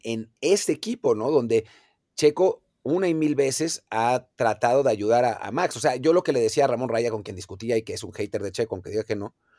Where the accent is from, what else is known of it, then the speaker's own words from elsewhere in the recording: Mexico; como aficionado mexicano